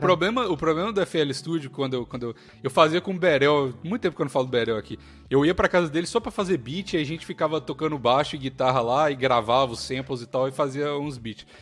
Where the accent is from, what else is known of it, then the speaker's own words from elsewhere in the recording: Brazil; moved away; brasileiro, com um sotaque maluco em inglês